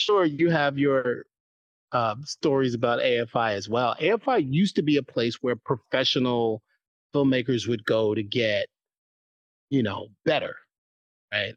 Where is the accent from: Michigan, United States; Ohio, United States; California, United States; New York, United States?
New York, United States; New York City; I'm from New York City